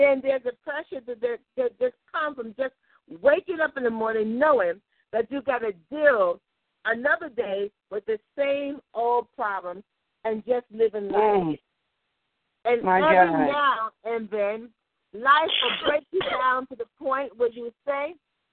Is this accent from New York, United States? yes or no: yes; New York City, New York, United States; I'm from the Bronx, and I'm affiliated now with Salvation Baptist Church